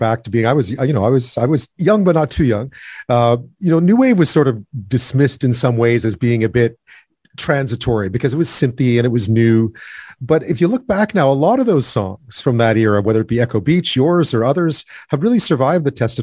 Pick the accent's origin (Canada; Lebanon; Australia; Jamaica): Canada; also born or lived in England; as a Canadian